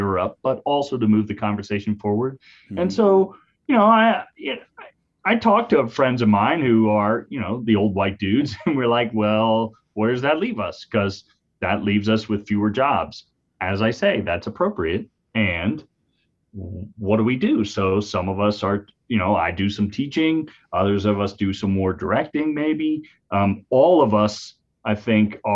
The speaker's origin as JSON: {"language": "English", "region": "Central Ohio", "country": "United States", "tie": "born or raised there", "said": "I grew up in Central Ohio out in farm country"}